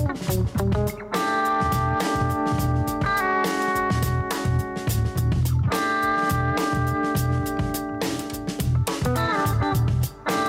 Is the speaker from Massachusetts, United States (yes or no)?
yes; Cape Cod, Massachusetts, United States; I went to high school on Cape Cod.